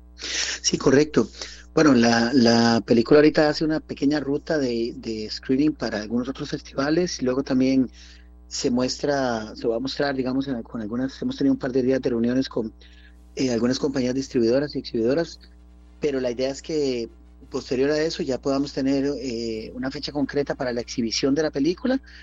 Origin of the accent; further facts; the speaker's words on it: Costa Rica; como costarricenses, como ticos